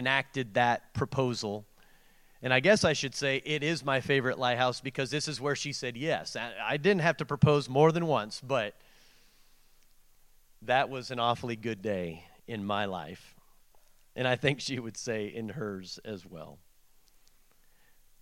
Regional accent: Portland, Oregon, United States; growing up in Portland, Oregon

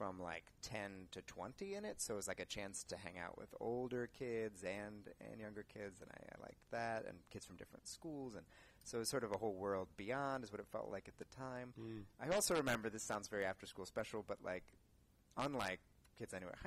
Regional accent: Los Altos, California, United States; also born or lived in Santa Barbara, California / Orange County, California / Palo Alto, California; Pretty close to here, South Bay

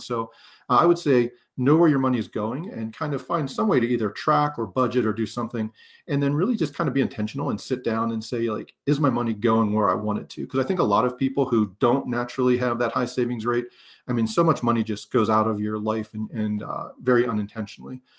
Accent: Pennsylvania, United States; moved away as an adult; I'm from Pennsylvania

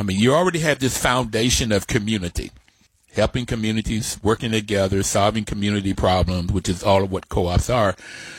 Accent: West Virginia, United States; now in Washington, D.C., United States; growing up in West Virginia, it was my father's home. My paternal grandparents lived in the same house with us. And so most of our family members were from my father's side of the family.

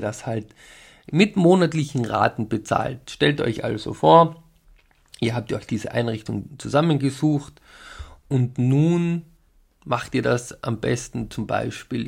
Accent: Tyrol, Austria; bei uns in Tirol

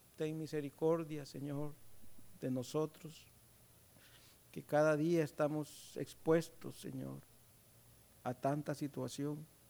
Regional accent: Honduras

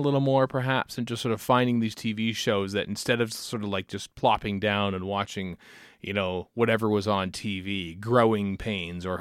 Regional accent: Canada; as a Canadian

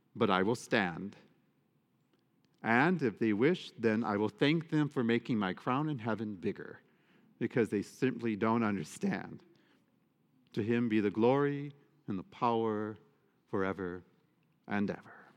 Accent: United States; I am an American citizen. I am a Catholic American

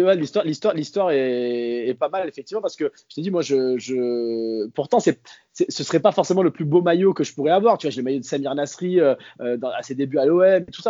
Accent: Marseille, Provence-Alpes-Côte d'Azur, France; je suis de Marseille

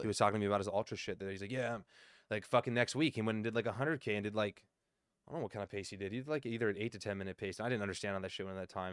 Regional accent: Southern California, United States; I'm still from SoCal

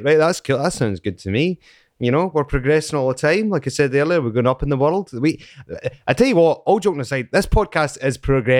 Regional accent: Scotland, United Kingdom; accent: Scottish

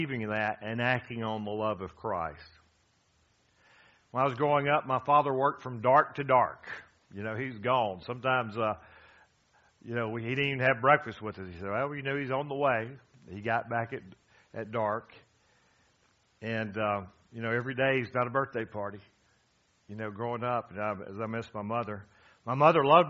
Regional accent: Gainesville, Georgia, United States; I'm from Gainesville, Georgia

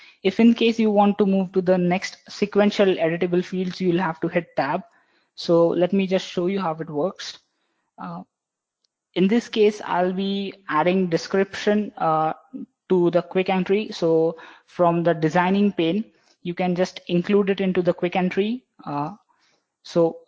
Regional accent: Mumbai, Maharashtra, India; I'm from Mumbai, working in CloudFronts Technologies.

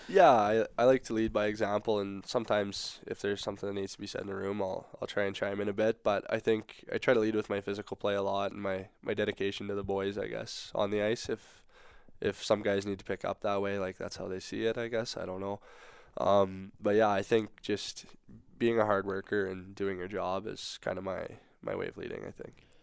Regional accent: Saskatoon, Saskatchewan, Canada; moved away; growing up in Saskatoon, go to a lot of Blades games

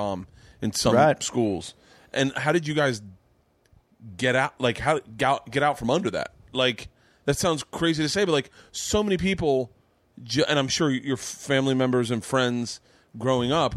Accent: Tampa, Florida, United States; moved away; also born or lived in New York; I grew up in Florida

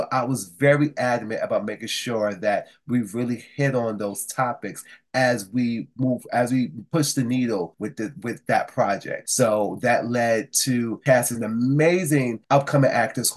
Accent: New York City, New York, United States; I am from Brooklyn, New York, here in the USA

